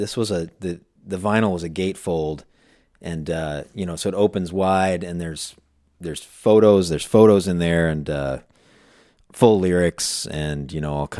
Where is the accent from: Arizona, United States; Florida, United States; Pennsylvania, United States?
Arizona, United States; Phoenix; also born or lived in Chicago; now in Los Angeles, United States; I was in Chicago. I grew up in Phoenix.